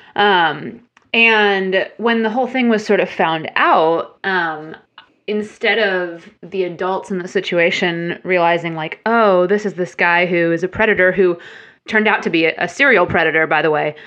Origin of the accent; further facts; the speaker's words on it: Central Illinois, United States; moved away as an adult; also born or lived in Chicago; now in Nashville, United States; originally grew up in Illinois and, um, Central Illinois and then went to school in Chicago. So, spent most of my life up until adulthood in Illinois